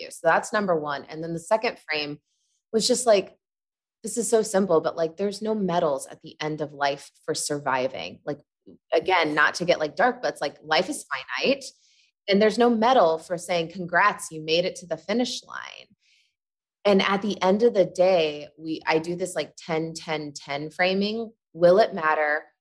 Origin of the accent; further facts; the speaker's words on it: Midwest, United States; I come from the Midwest and uh, I grew up Catholic